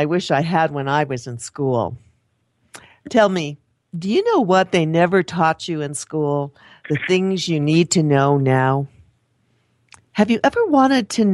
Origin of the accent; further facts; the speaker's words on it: Toledo area, Ohio, United States; I'm from that part of the country too